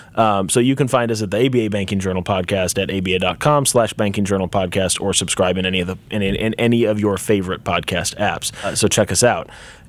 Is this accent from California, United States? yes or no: no; Memphis, Tennessee, United States; So I don't have a true Southern accent. But I grew up in Memphis. My family is from the West Coast, from the Seattle area. So I moved to Memphis when I was 4, and I never fully picked up the accent.